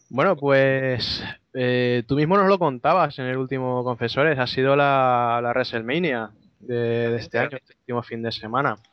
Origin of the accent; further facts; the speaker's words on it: Valencia, Valencian Community, Spain; accent: Valencian; yo voy a pronunciarlo con mi acento inglés de, Valencia, para que avisar de antemano que yo cuando hablo de retro, el, acento de Liverpool no me sale